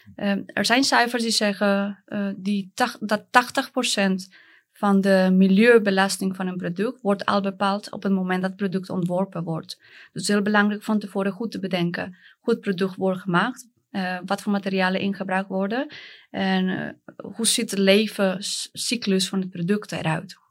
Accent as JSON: {"language": "Dutch", "country": "Colombia", "second_language": "Dutch", "moved": "as an adult", "lives_now": "Netherlands", "said": "ik kom uit Colombia"}